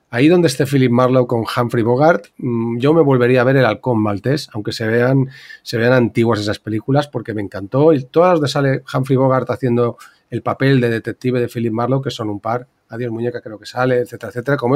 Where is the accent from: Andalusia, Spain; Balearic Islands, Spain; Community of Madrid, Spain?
Balearic Islands, Spain; yo como soy buen mallorquín, somos muy pez de roca